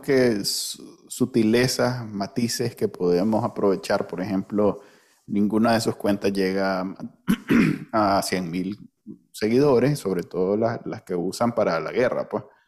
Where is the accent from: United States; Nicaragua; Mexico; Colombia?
Nicaragua